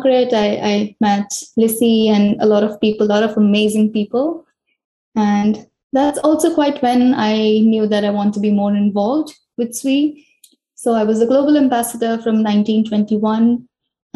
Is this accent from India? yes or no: yes; central India, India; moved away as an adult; also born or lived in Bangalore, India; now in Sweden; I spent most of my life in central India, where I finished school